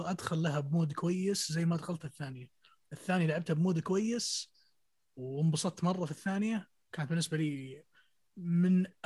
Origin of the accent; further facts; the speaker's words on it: Syria; يعني اوديسي يعني انا سوري بس اللعبه دي دائما ارجع لها كثير